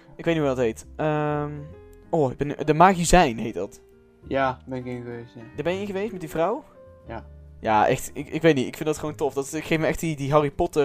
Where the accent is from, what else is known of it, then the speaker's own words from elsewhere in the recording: Netherlands; ik als Nederlander kan geen Frans